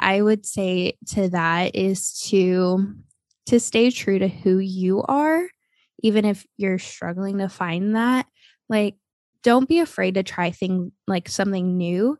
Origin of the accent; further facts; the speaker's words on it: Ohio, United States; also born or lived in Texas; now in Florida, United States; I grew up in Ohio